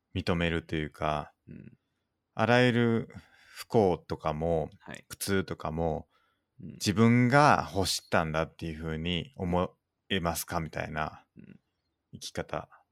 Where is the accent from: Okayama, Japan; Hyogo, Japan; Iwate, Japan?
Hyogo, Japan; moved away; 兵庫県だ。しかも、僕の出身の